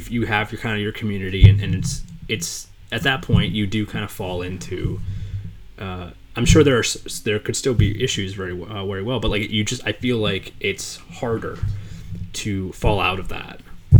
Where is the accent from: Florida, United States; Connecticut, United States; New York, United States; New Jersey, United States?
New Jersey, United States; So I'm East Coast. I grew up in Jersey.